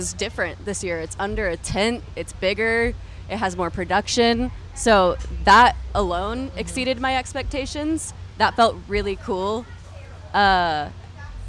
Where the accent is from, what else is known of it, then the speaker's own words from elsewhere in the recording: Franklin, Tennessee, United States; also born or lived in Nashville; we're from Nashville and grew up in Franklin